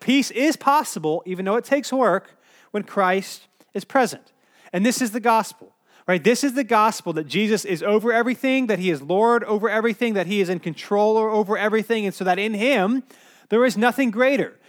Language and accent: English; Cary, North Carolina, United States; I grew up in Cary, North Carolina, which is like one of the safest places you could probably live in the world.